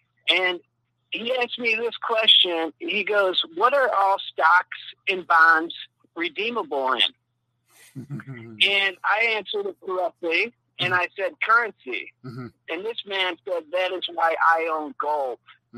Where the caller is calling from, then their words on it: Mexico; Mike, this is the coolest white dude in Yashkabah, Mexico.